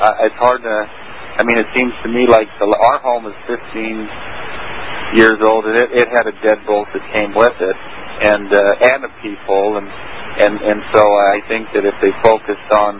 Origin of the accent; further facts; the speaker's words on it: Vallejo, California, United States; I was born and raised in Vallejo